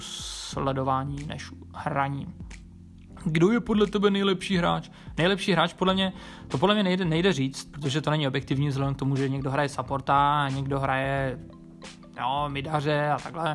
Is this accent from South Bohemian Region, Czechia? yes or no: no; Ostrava, Moravian-Silesian Region, Czechia; Pocházím z Ostravy a je mi 27 let.